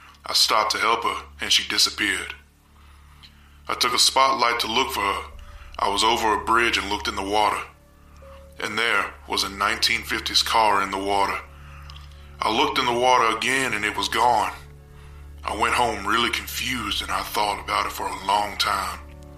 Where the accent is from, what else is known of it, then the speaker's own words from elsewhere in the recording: Goldsboro, North Carolina, United States; I'm from Goldsboro, North Carolina.